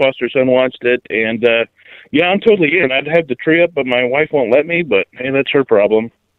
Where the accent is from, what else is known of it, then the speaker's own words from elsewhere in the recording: Florida, United States; moved away; I grew up in Florida.